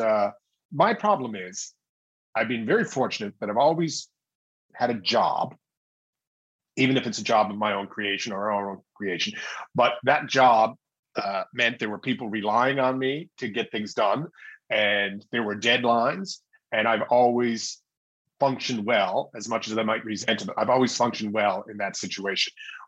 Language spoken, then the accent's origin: English; St. John's, Newfoundland and Labrador, Canada; Well, I'm of course going to say St. John's, Newfoundland.